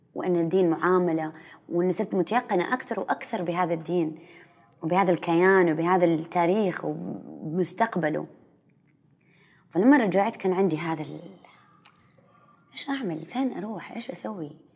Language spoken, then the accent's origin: Arabic; Saudi Arabia; كثير مننا كسعوديين